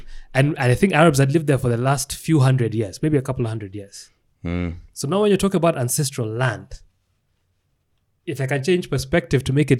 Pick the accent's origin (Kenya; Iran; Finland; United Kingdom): Kenya